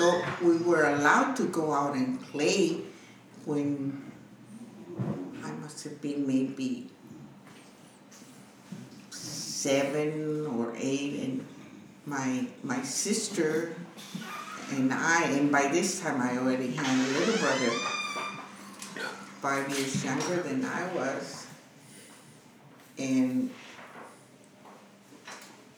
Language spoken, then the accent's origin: English; Texas, United States; now in California, United States; I was born in Clean, Texas.